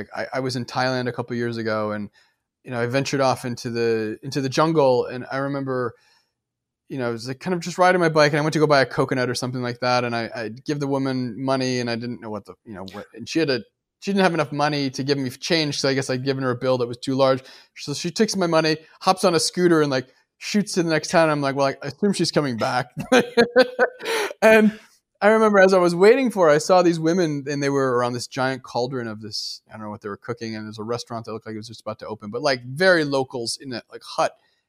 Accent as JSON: {"language": "English", "region": "Midwest", "country": "United States", "tie": "born or raised there", "said": "And it reminds me of, like, I grew up in the Midwest."}